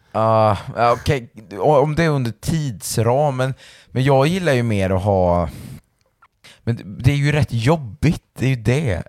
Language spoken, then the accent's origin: Swedish; Valbo, Gävleborg County, Sweden; alla på Valboskolan där vi kommer ifrån